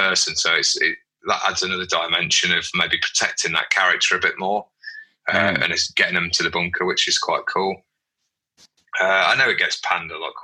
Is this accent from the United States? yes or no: no; United Kingdom; because we're British